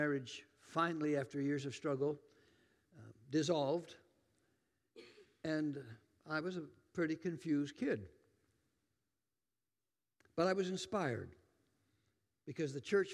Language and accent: English; Tillamook, Oregon, United States; moved away; I'm from Tillamook, Oregon. Anybody know about Tillamook cheese? That's my hometown.